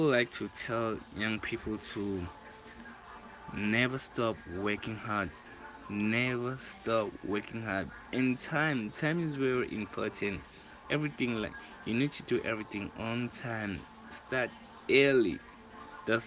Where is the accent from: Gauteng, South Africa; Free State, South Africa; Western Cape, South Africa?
Gauteng, South Africa; Orlando West; from Orlando West